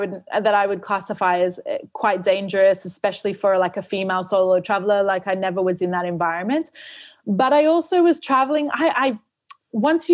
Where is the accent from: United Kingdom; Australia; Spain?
Australia; moved away; also born or lived in New Zealand; I grew up in Australia